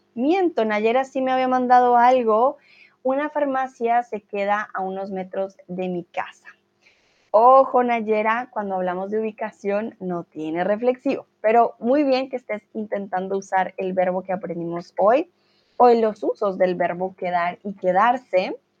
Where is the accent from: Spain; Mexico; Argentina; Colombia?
Colombia; now in Germany; soy de Colombia y eh, el día hoy vivo en Alemania.